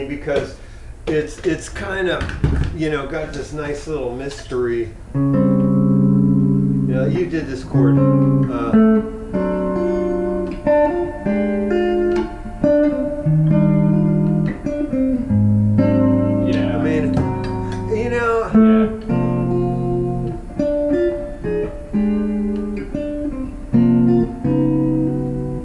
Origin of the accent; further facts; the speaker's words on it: South San Francisco, California, United States; I grew up in South San Francisco